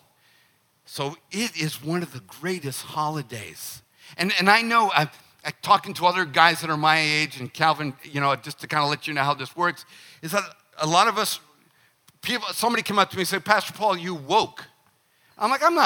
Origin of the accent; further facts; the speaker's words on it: United States; as an American, I have seen, growing up in the 50s, the 60s, the 70s, the 80s, the 90s, the 2000s